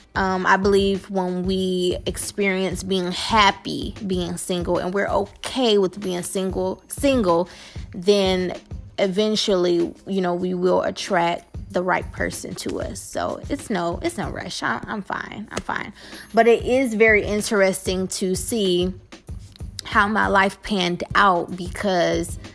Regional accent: Detroit, Michigan, United States; I am from Detroit, Michigan, born and raised on the West Side.

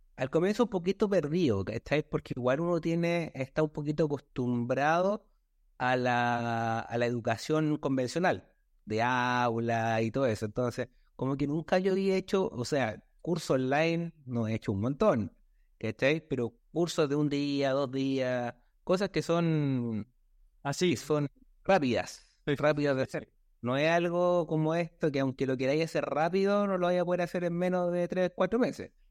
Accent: Villa Alemana, Valparaíso, Chile; soy de Chile, de la ciudad de Alemana, aquí el sector de la quinta región de Valparaíso, cerca de Viña del Mar

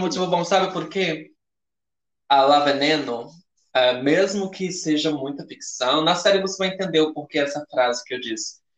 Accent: Northeast Region, Brazil; Nós viemos do Nordeste

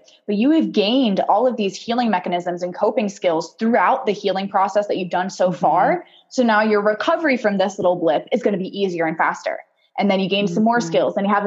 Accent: Portland, Oregon, United States; also born or lived in Puyallup, Washington / Banks, Oregon; I was born in Puyallup, Washington, which is just south of Seattle, but I spent from 3 to 18 in Portland, Oregon

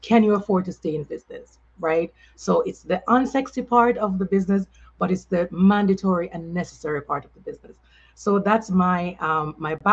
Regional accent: Saint Elizabeth, Jamaica; moved away as an adult; also born or lived in Kingston, Jamaica / New York City, United States; now in United States; this country girl coming from St. Elizabeth, at least, you know, I lived in Kingston

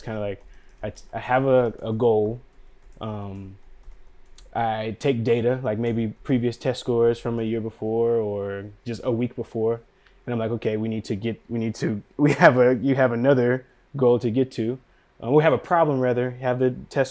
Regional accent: Durham, North Carolina, United States; moved away as an adult; also born or lived in Washington, D.C. / Bronx, New York

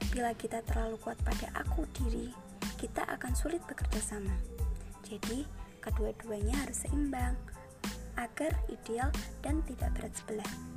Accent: Kendal, Central Java, Indonesia; Saya lahir di Kendal, dua puluh delapan Juni dua ribu tiga, tepatnya enam belas tahun yang lalu

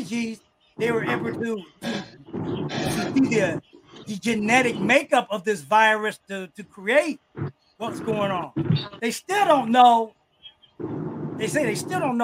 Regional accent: East Coast, United States; also born or lived in New Jersey / New York / Los Angeles; now in Ohio, United States; I was raised on the East Coast. I'll never say pop.

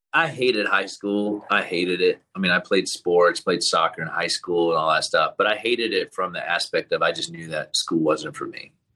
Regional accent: Tallahassee, Florida, United States; also born or lived in Leicester, England; I was around seven, eight years old when we moved to Tallahassee, Florida

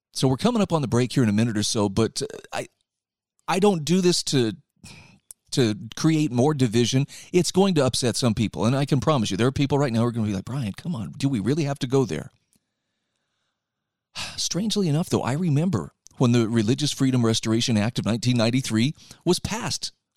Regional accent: Utah, United States; my home state of Utah

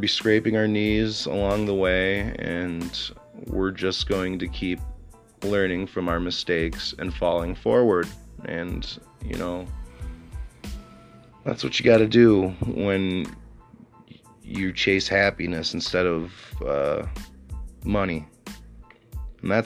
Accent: Sauk City, Wisconsin, United States; I was born in Sauk City, Wisconsin, with a mother and father, and I had a brother and sister growing up

